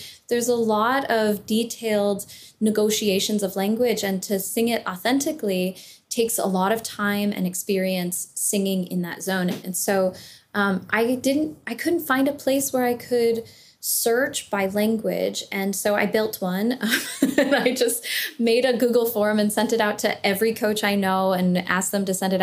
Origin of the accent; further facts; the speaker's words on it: Southern California, United States; I grew up in California